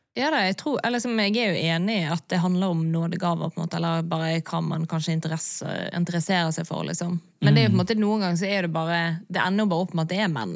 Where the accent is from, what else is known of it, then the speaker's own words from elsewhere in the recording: Bergen, Vestland, Norway; der jeg vokste opp i Bergen